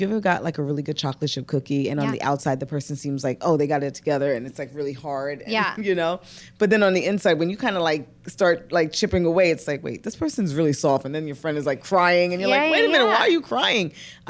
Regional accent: New York City, New York, United States; I'm a girl from Brooklyn, born and raised.

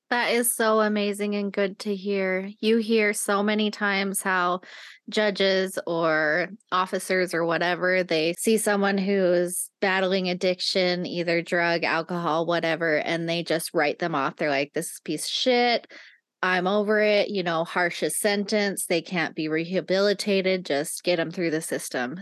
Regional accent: Nevada, United States; moved away; I grew up in Nevada

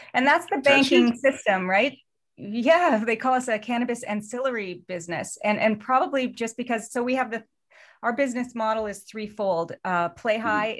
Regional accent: Canada; also born or lived in Los Angeles

